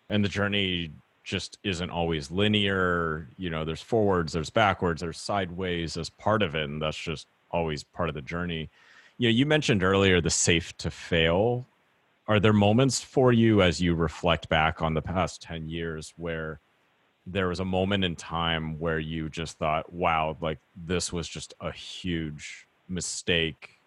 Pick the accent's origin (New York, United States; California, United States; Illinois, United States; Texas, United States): California, United States; Orange County; growing up in Orange County, California, seeing strawberry fields every summer